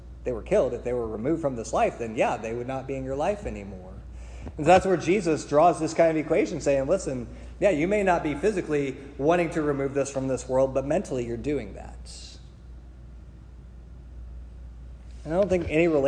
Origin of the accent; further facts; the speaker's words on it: Springfield, Illinois, United States; I grew up in Springfield, and Springfield is known for Abraham Lincoln.